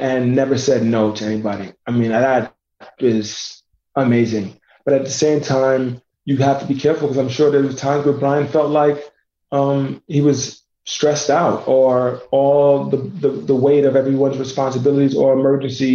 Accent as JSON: {"language": "English", "town": "New York City", "region": "New York", "country": "United States", "tie": "born or raised there", "also_born_or_lived": "Indiana", "moved": "yes", "said": "I was born and raised in New York City"}